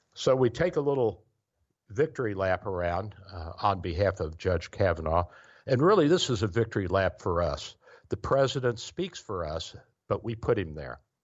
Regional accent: Kentucky, United States; born or raised there

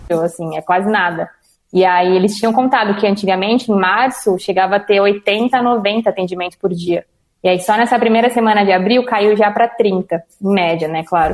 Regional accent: São Paulo, Brazil; sou de São Paulo, tenho 23 anos

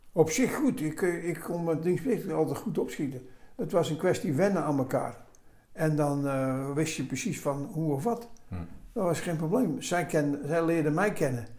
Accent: Amsterdam, North Holland, Netherlands; accent: Amsterdam; moved away as an adult; also born or lived in Roosendaal / Oude Bosch; now in Oudenbosch, Netherlands; Opgegroeid in Amsterdam

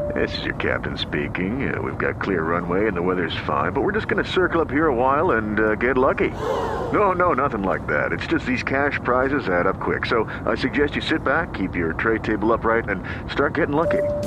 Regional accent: Venezuela; como venezolano

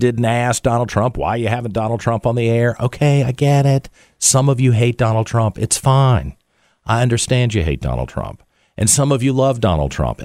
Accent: Richmond, Virginia, United States; it's my hometown, that I got to come here and work for 10 years as a news anchor

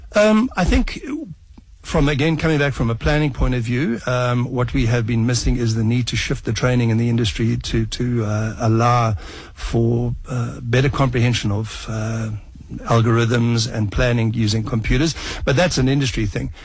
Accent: South Africa; as a South African

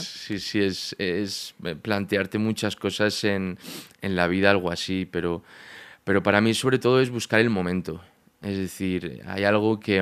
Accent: Barcelona, Catalonia, Spain; moved away as an adult; also born or lived in A Coruña, Galicia; now in Madrid, Spain; en Barcelona, que es donde yo me crié, de Galicia, nací en Coruña, pero a los cuatro años me fui a Barcelona, hasta, hasta los 18 que me vengo a Madrid

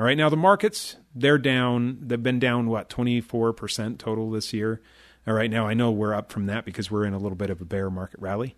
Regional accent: Chicago, Illinois, United States; I grew up in the Chicago area

